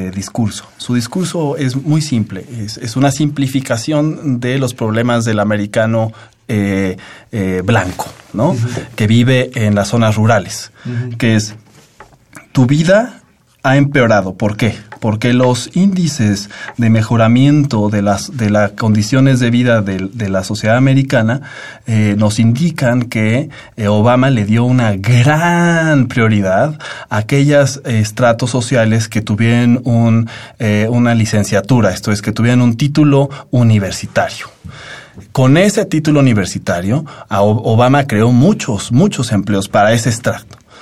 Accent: Mexico; Como mexicanos

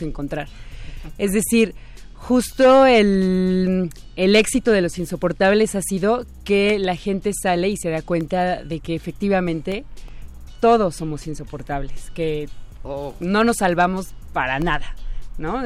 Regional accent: Mexico; como sociedad mexicana

